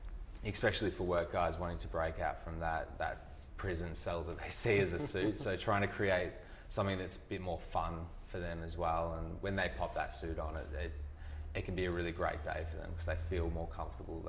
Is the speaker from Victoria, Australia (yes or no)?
yes; country Victoria, Australia; moved away; also born or lived in Perth; Country Victoria. So it was in a town called Colburn-Addon, which is 120 people